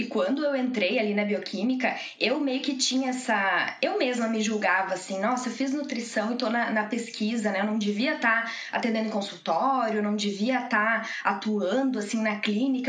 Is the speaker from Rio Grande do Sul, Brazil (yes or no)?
yes; Passo Fundo, Rio Grande do Sul, Brazil; moved away as an adult; now in Porto Alegre, Brazil; Eu sou natural de Passo Fundo, mas eu moro já em Porto Alegre, eu vim para Porto Alegre para fazer a graduação